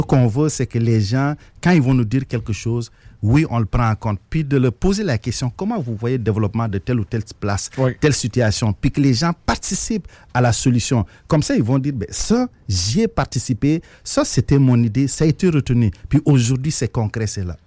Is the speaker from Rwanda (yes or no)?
no; Senegal; moved away as an adult; also born or lived in Trois-Rivières, Canada / Montreal, Canada / Repentigny, Canada; now in Lévis, Canada; je suis originaire du Sénégal